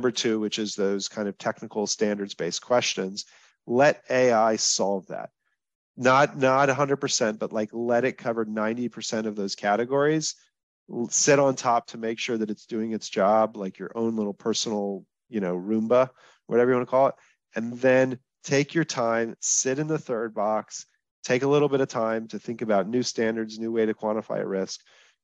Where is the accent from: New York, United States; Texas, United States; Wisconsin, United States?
Texas, United States; I'm from Texas